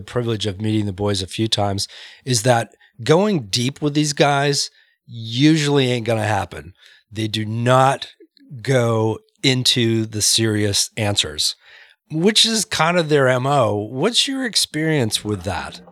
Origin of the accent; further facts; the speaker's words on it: Maine, United States; I grew up in Maine